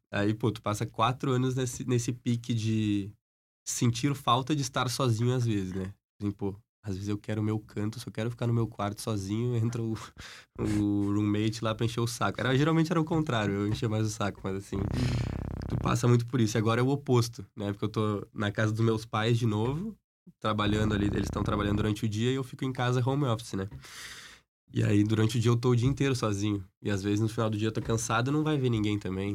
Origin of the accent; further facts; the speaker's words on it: Caxias do Sul, Rio Grande do Sul, Brazil; moved away as an adult; eu agora tô morando em Caxias do Sul, né? Voltei pra minha cidade natal